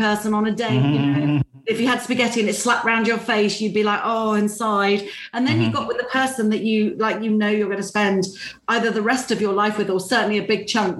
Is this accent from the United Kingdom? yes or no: yes; United Kingdom; being British